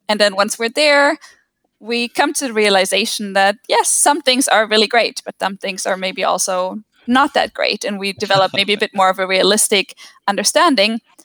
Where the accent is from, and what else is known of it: Germany; born or raised there